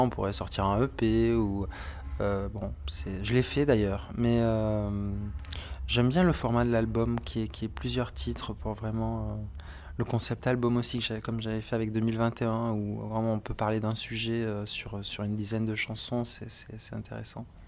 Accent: Montpellier, Occitania, France; À Montpellier.

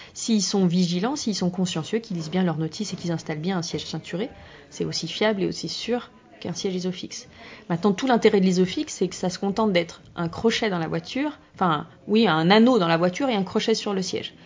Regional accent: France; chez nous en France

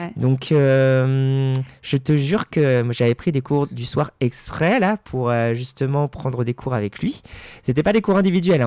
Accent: Paris, Île-de-France, France; moved away as an adult; now in Hauts-de-Seine, France; je suis parisien de naissance

